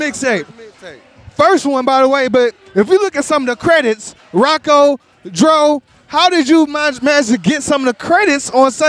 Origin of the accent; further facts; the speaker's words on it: Ohio, United States; I'm from Ohio